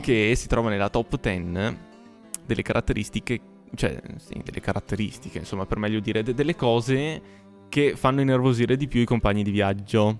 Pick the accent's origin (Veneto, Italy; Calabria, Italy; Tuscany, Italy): Veneto, Italy; Asiago; del mio paese che è Asiago.